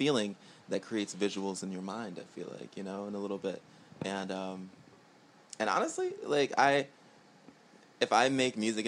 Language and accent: English; New York City, New York, United States; born and raised in Queens, New York